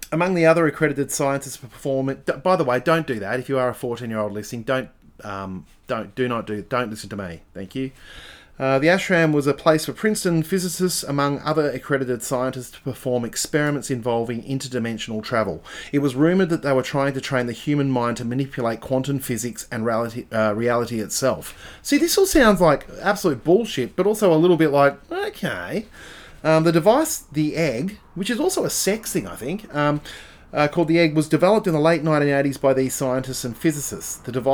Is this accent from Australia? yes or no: yes; Adelaide, South Australia, Australia; I never had zines where I grew up in Adelaide. There were no zines.